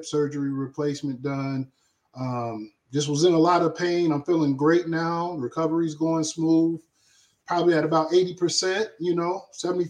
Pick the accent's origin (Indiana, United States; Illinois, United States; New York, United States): Indiana, United States; moved away as an adult; also born or lived in Nebraska; I came from Indiana